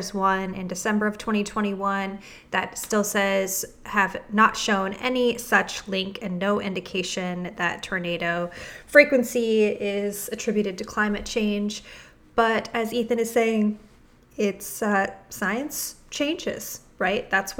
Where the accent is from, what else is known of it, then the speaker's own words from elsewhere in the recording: Midwest, United States; now in Washington, United States; I'm from the Midwest.